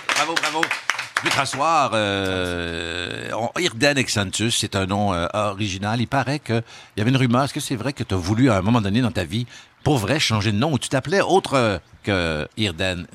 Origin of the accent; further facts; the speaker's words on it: Val-d'Or, Quebec, Canada; ma ville natale, Val d'Or, à Bitibi